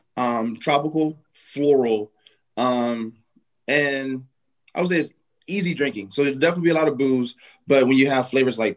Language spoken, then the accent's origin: English; United States; I'm American